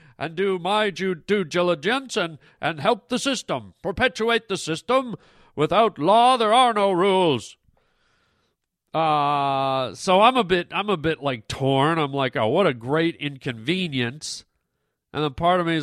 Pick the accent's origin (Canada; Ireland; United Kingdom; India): Canada; now in United States; I'm a Canadian citizen